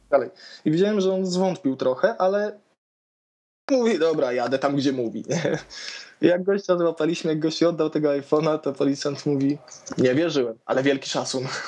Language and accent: Polish; Toruń, Kuyavian-Pomeranian Voivodeship, Poland; jestem z Torunia